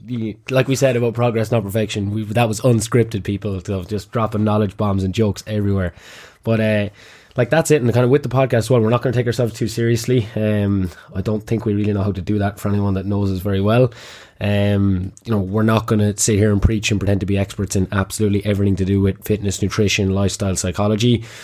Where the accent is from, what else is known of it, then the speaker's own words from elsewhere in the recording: Kilkenny, Leinster, Ireland; also born or lived in Trinidad; I'm from Kilkenny originally, which is why I had this lovely accent that I can't shake